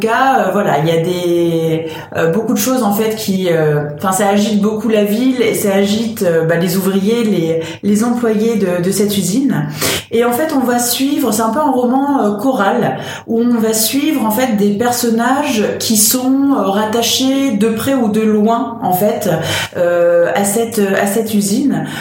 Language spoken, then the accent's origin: French; Lorraine, Vosges side, Grand Est, France; en Lorraine, région dont je suis originaire, mais côté des Vosges